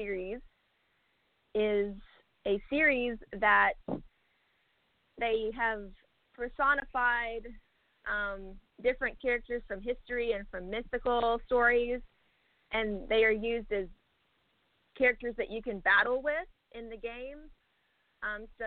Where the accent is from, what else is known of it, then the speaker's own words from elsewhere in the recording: North Little Rock, Arkansas, United States; I'm from North Little Rock, Arkansas, and my plan is to relocate to Los Angeles